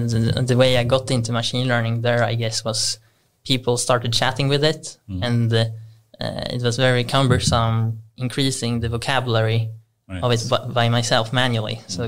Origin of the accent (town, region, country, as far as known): Stockholm, Stockholm County, Sweden